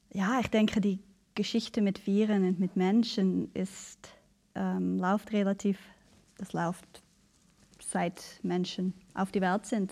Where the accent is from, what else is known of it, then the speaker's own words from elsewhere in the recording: Canada; now in Basel, Switzerland; Ich bin ähm, in Kanada aufgewachsen mhm. und ganz im Norden, äh, relativ abgelegen